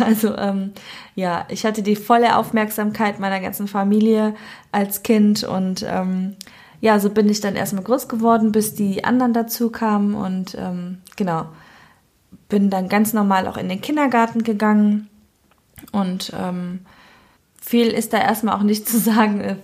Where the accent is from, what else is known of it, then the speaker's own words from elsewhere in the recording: Cologne, North Rhine-Westphalia, Germany; ich bin in Köln geboren, ich bin ein kölsches Mädchen, ich bin auch ähm, komplett in Köln aufgewohnt, äh, aufgewachsen natürlich